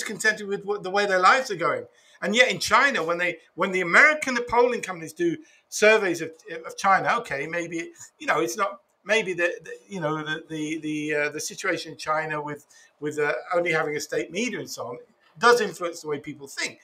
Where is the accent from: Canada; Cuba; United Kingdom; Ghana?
United Kingdom; moved away; I'm from an Irish family, but I was born in Britain.